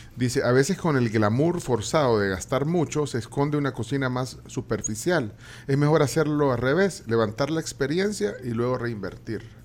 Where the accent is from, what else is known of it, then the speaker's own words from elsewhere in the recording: Guatemala; moved away as an adult; also born or lived in Buenos Aires, Argentina; soy guatemalteco